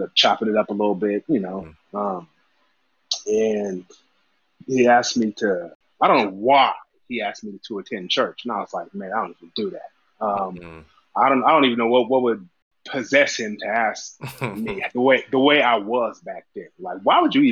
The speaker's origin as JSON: {"language": "English", "region": "Southern California", "country": "United States", "tie": "born or raised there", "also_born_or_lived": "Bay Area", "moved": "yes", "said": "I grew up in SoCal, single mom, two brothers"}